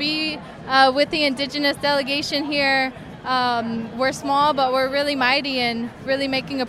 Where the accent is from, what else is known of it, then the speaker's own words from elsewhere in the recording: Richmond, California, United States; I come from the Northern Cheyenne, Arikara, and Muscogee Creek tribes, and I'm 25 years old. Grew up in Richmond, California, Ohlone Territory, under the shadows of the Chevron refinery.